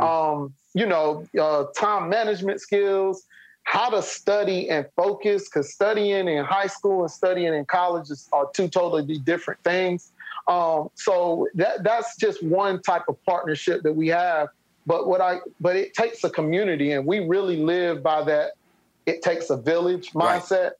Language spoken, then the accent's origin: English; Spartanburg, South Carolina, United States; my hometown in Spartanburg